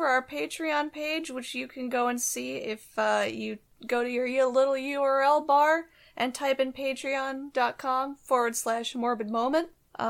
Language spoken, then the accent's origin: English; Seattle, Washington, United States; I'm from Seattle and I've always lived here, so I don't know why my accent is so weird.